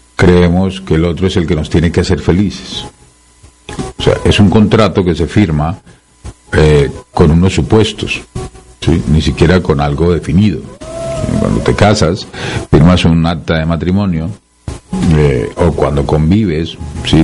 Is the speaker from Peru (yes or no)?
yes; Peru